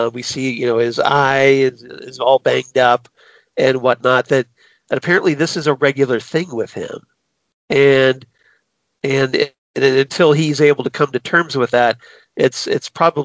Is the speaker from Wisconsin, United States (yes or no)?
no; Ohio, United States; I'm from Ohio. We're only one state away.